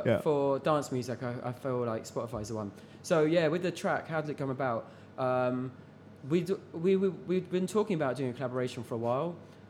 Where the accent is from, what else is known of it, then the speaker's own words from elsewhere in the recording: London, United Kingdom; I'm actually from North London, but east, north, west.